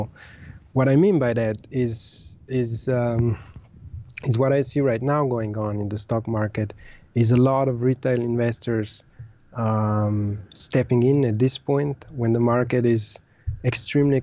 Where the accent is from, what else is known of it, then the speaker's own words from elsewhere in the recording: Slovenia; moved away as an adult; also born or lived in Austria / Southeast Asia; I was born and raised in Slovenia